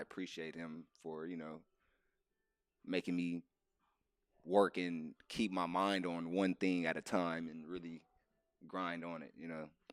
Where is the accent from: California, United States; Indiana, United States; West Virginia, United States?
California, United States; Inglewood; I'm from California, born and raised Los Angeles, Inglewood to be exact